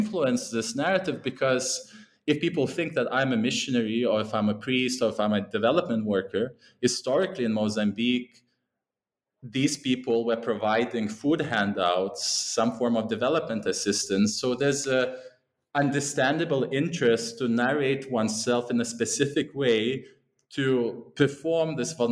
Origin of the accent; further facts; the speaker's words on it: Lithuania; moved away; also born or lived in England; that's where I'm originally from